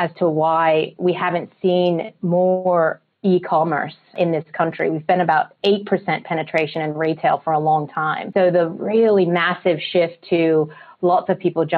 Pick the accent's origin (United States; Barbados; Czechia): United States; accent: slight American accent; moved away as an adult; now in Australia; I am American, born and raised, and I've been in Australia about 5 years